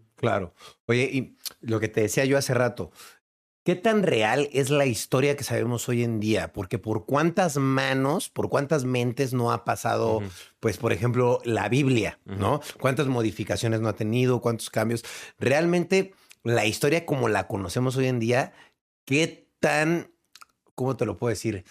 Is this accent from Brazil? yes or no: no; Mexico